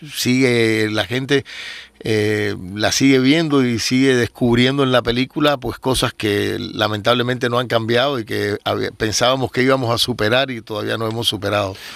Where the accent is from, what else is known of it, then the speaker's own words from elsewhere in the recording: Cuba; los cubanos somos posibles inmigrantes